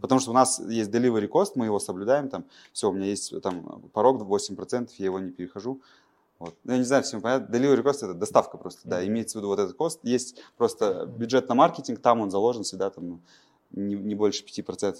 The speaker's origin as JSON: {"language": "Russian", "town": "Pavlodar", "region": "Pavlodar Region", "country": "Kazakhstan", "tie": "born or raised there", "said": "Я родом из Павлодара"}